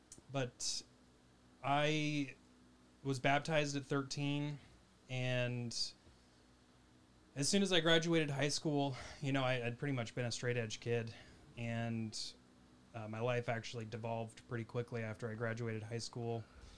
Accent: Oregon, United States; I'm also from Oregon, so that...

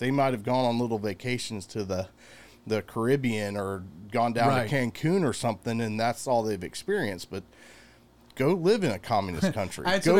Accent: United States; I'm an American.

